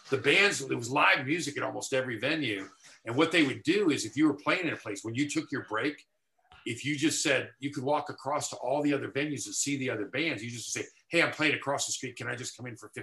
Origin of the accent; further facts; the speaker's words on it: Texas, United States; moved away as an adult; now in Los Angeles, United States; I grew up in Texas.